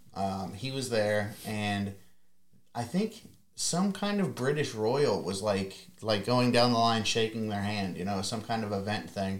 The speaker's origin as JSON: {"language": "English", "region": "Ohio", "country": "United States", "said": "I'm from Ohio"}